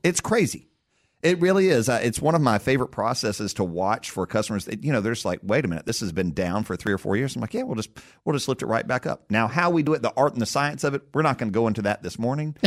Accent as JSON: {"language": "English", "region": "Tennessee", "country": "United States", "tie": "born or raised there", "said": "born and raised in Tennessee, and I've been a proud son of the state for a long time."}